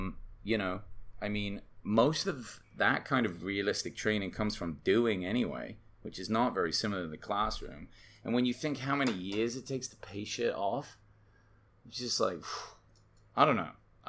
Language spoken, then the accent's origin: English; England, United Kingdom; now in United States; I came from England, I'm always like, why is college tuition so much in the United States.